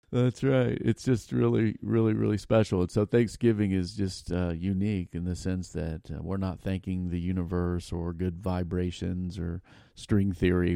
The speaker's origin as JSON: {"language": "English", "country": "United States", "tie": "born or raised there", "said": "growing up in America"}